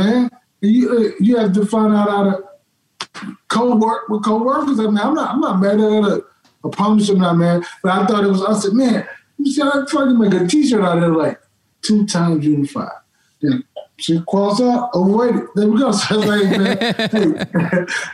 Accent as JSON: {"language": "English", "town": "Dallas", "region": "Texas", "country": "United States", "tie": "born or raised there", "said": "I grew up, I'm from Dallas"}